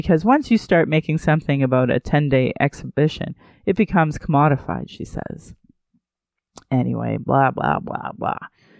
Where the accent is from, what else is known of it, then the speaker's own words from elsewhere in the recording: Calgary, Alberta, Canada; also born or lived in Sylvan Lake; I'm born and raised in Calgary